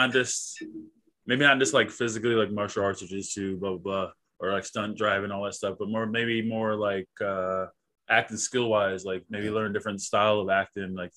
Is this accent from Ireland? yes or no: no; Midwest, United States; me from the Midwest